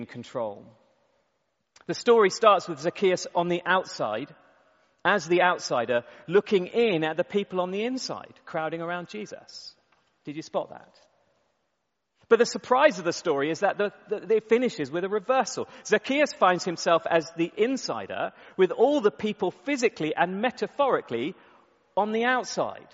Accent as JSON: {"language": "English", "country": "United Kingdom", "said": "we're British"}